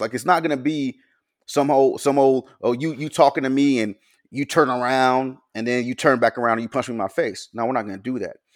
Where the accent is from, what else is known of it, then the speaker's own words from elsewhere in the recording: Pensacola, Florida, United States; also born or lived in Mobile, Alabama; I was born in Florida and was raised, like, half my life over in Pensacola, half my life over in Mobile